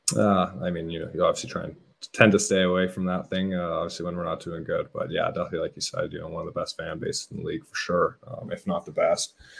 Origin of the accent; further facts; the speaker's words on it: Hamilton, Ontario, Canada; I was actually born in born in Hamilton